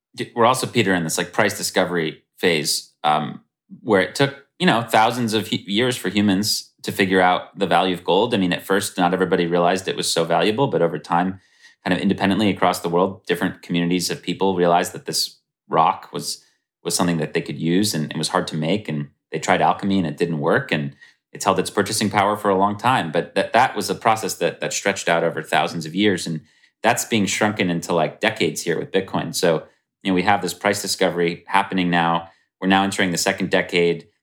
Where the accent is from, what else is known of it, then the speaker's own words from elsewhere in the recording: United States; speaking as American